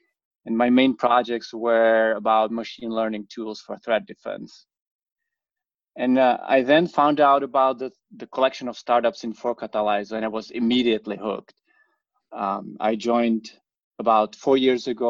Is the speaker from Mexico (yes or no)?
no; Czechia; moved away as an adult; also born or lived in Princeton, New Jersey; now in New York, United States; I grew up in the Czech Republic and came to US for the grad school.